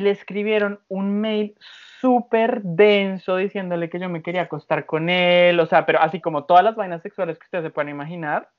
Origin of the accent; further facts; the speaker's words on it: Colombia; moved away; Tengo 23 años, vengo de Colombia.